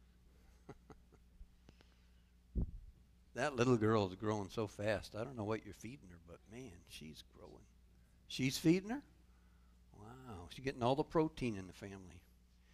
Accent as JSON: {"language": "English", "region": "Michigan", "country": "United States", "moved": "yes", "lives_now": "Port Charlotte, United States"}